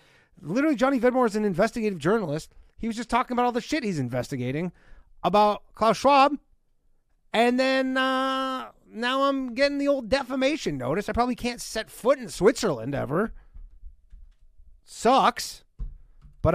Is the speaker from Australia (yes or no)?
no; Burlington, Ontario, Canada; moved away; I'm coming back to my hometown, Burlington, Ontario